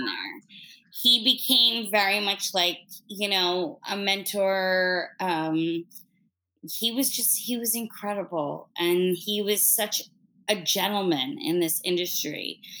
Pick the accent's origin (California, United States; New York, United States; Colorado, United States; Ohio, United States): New York, United States; New York City; as a New Yorker